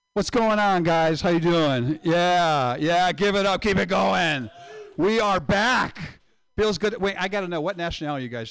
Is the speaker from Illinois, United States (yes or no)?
no; Indiana, United States; I am from Indiana